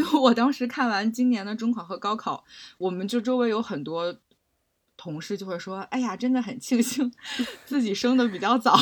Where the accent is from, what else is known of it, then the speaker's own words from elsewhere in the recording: Beijing, China; 我也是在那个海淀区长大